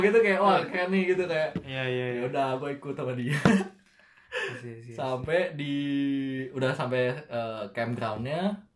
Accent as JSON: {"language": "Indonesian", "country": "Indonesia", "moved": "yes", "said": "gue dari Indo"}